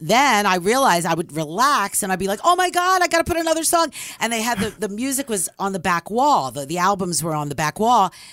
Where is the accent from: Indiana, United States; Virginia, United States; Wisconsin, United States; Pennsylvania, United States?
Pennsylvania, United States; Philadelphia; I'm from Philly